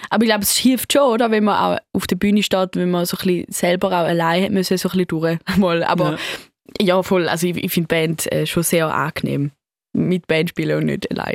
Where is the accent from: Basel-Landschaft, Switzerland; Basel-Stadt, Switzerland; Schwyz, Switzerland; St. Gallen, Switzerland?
St. Gallen, Switzerland; accent: Swiss; mein englischer Akzent ist jetzt so ein, ein Mix zwischen so Schweizer Akzent ähm, und irgendwie so amerikanischem